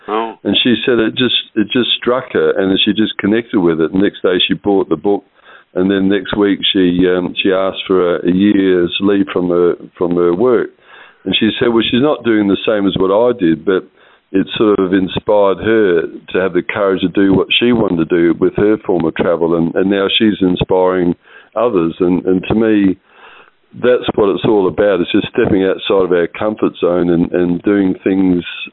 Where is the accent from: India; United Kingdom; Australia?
Australia; Perth, Western Australia; I was from Perth